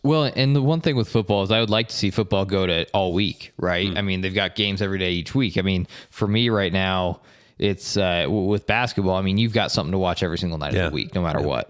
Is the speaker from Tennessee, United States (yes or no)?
no; Estes Park, Colorado, United States; moved away as an adult; also born or lived in Bay Area, California; now in St. George, United States; I grew up in Colorado, in Estes Park, Colorado